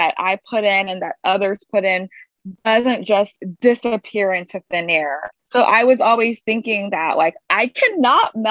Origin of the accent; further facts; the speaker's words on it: Baton Rouge, Louisiana, United States; I'm from Baton Rouge, Louisiana